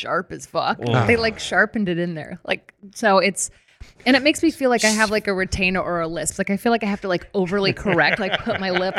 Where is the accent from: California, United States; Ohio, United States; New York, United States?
California, United States; Daly City; moved away as an adult; also born or lived in Long Beach, California; I grew up in between San Francisco and South San Francisco in a little town called Daly City.